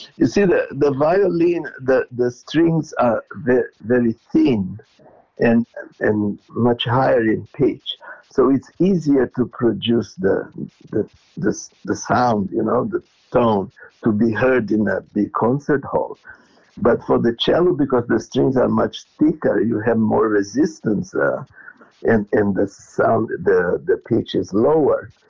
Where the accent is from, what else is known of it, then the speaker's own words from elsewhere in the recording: Porto Alegre, Rio Grande do Sul, Brazil; moved away as an adult; also born or lived in Israel; now in Melbourne, Australia; I was born in Porto Alegre